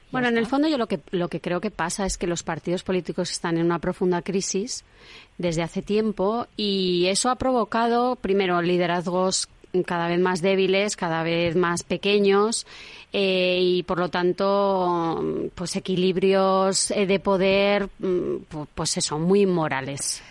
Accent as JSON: {"language": "Spanish", "town": "Madrid", "region": "Community of Madrid", "country": "Spain", "said": "yo soy madrileña"}